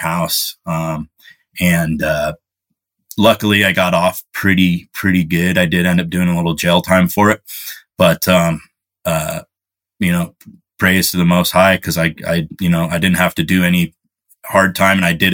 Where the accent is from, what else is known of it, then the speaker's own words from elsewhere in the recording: Bay Area, California, United States; I grew up in the Bay Area in California